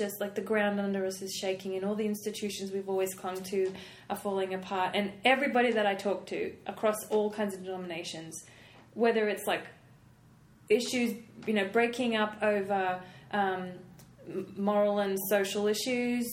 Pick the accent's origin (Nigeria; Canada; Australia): Australia; moved away as an adult; now in Cincinnati, United States; I grew up in Australia